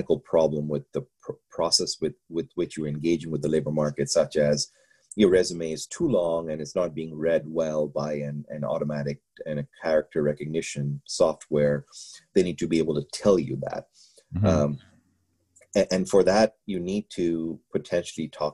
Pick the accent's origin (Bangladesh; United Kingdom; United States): Bangladesh; moved away; I'm from Bangladesh